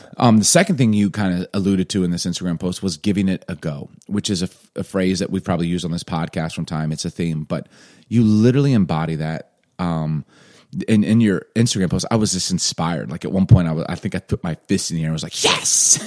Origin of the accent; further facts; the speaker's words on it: Chicago, Illinois, United States; moved away; also born or lived in Atlanta; I grew up in Chicago